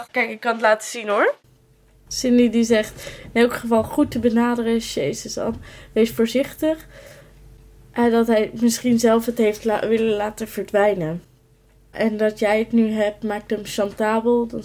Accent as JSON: {"language": "Dutch", "region": "North Brabant", "country": "Netherlands", "said": "We zijn uit Brabant komen gereden met de auto om familie te zien, door de stad te wandelen en te smeken om naar cafeetjes te gaan."}